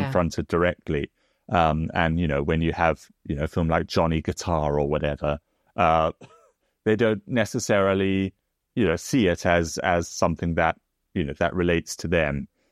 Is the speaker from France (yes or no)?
no; South Africa; now in United Kingdom; as someone also comes from, you know, outside of Britain, because I come from South Africa